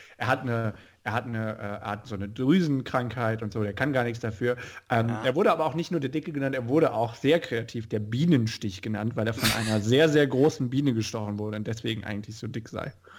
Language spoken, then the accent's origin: German; Rhineland-Palatinate, Germany; ich komme ja aus Rheinland-Pfalz